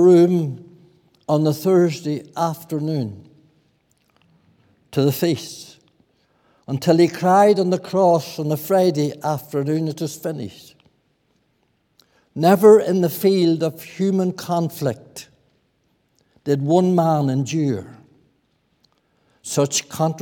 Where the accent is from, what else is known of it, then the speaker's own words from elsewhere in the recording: Lower Lough Erne, Northern Ireland, United Kingdom; I was brought up in Lower Loch Erne